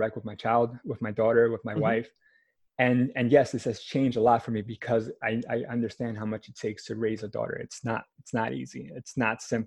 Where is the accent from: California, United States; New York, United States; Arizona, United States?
New York, United States; New York City; born and raised in Manhattan.